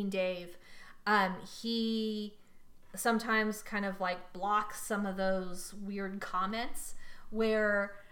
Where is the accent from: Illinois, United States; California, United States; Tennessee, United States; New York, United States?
California, United States; San Leandro; I passed my old school in San Leandro on 580